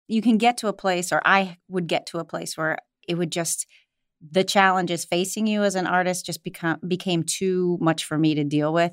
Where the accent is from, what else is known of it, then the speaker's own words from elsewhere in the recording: Ohio, United States; moved away as an adult; also born or lived in New York; I was born and raised in Ohio